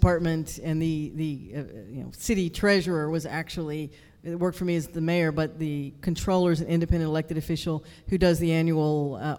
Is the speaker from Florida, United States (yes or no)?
no; Houston, Texas, United States; born or raised there